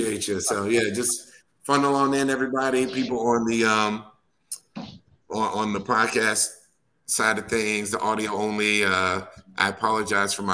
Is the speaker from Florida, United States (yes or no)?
no; Wisconsin, United States; I'm born and raised in Wisconsin